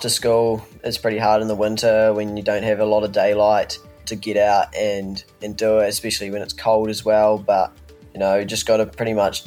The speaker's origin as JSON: {"language": "English", "town": "Alexandra", "region": "Otago", "country": "New Zealand", "tie": "born or raised there", "said": "my hometown"}